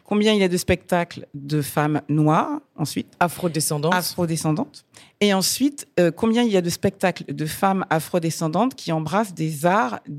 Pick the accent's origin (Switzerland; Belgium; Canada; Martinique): Martinique; moi, je suis chanteuse lyrique, mais je suis martiniquaise.